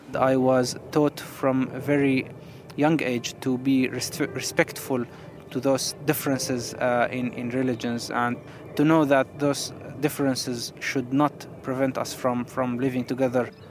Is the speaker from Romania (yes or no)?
no; Syria; moved away as an adult; now in London, United Kingdom; I'm a refugee from Syria and I work here in London